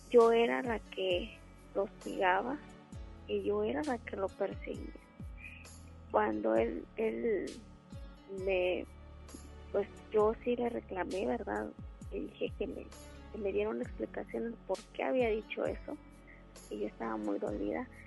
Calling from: Apodaca, Nuevo León, Mexico; De aquí, de Apodaca.

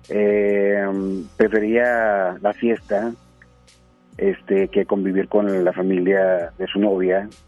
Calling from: Guadalupe, Nuevo León, Mexico; De Guadalupe, Nuevo León.

